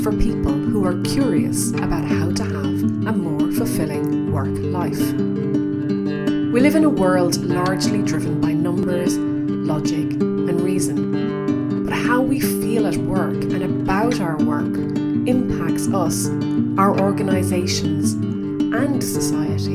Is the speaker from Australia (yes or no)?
no; Ireland; accent: Irish; as I speed up, I become more Irish in my accent as well.